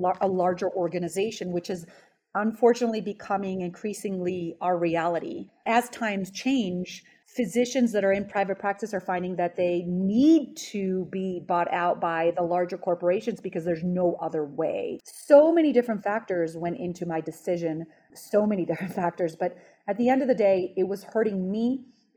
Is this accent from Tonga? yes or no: no; Los Angeles, California, United States; moved away as an adult; also born or lived in Israel / New York area; I was born in Israel and I immigrated here at age 10 to Los Angeles